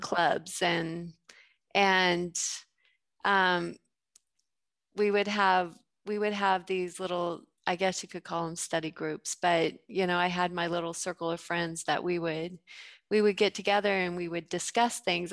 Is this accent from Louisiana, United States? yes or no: no; Gunnison, Colorado, United States; moved away as an adult; also born or lived in Waco, Texas; I grew up in Gunnison, Colorado